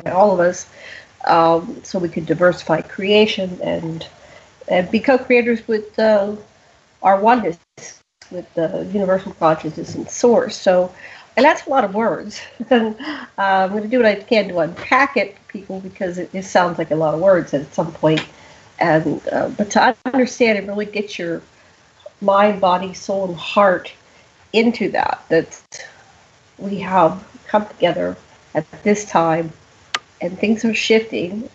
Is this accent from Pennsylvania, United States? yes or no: yes; Pittsburgh, Pennsylvania, United States; now in Maui, United States; I grew up in Pittsburgh